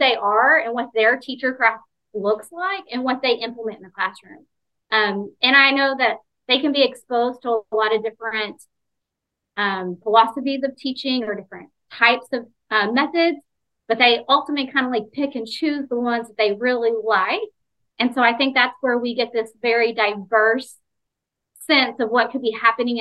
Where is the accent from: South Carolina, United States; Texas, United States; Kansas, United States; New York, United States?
Texas, United States; East; moved away as an adult; now in Florida, United States; I grew up in East Texas